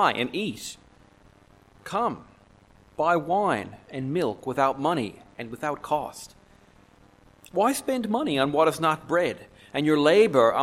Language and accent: English; Newfoundland and Labrador, Canada; moved away; I'm from Newfoundland in Canada